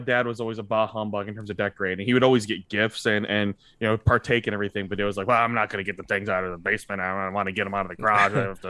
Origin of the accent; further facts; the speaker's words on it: Franklin, United States; I mean, in the city I grew up in Franklin, the Christmas parade was typically